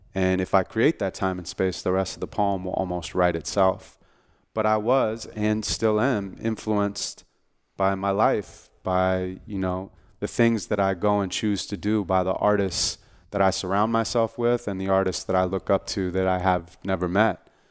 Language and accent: English; Santa Monica, California, United States; I was born and raised in Santa Monica, California.